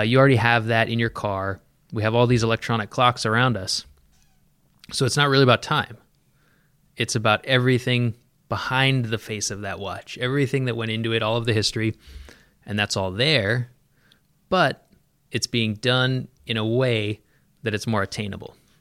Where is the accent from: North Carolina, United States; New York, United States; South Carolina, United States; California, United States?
California, United States; San Diego; moved away; also born or lived in Pacific Northwest; I was born in San Diego. Uh, spent my younger years in San Diego